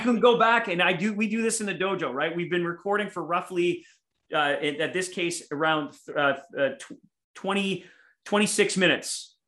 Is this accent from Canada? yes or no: yes; Winnipeg, Manitoba, Canada; here in my hometown of Winnipeg or Winterpeg, Canada